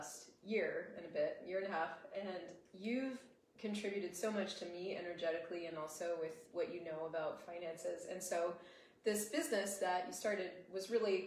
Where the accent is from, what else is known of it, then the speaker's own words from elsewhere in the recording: United States; accent: American; my American accent